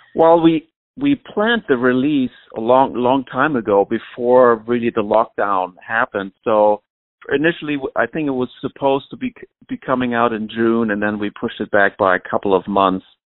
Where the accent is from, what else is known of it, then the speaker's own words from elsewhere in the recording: Flensburg, Schleswig-Holstein, Germany; moved away as an adult; now in New York, United States; my hometown orchestra in Flensburg